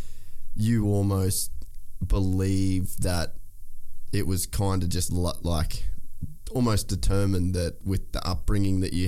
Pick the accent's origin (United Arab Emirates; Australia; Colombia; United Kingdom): Australia; Cairns, Queensland; I grew up in Cairns, a world away from all this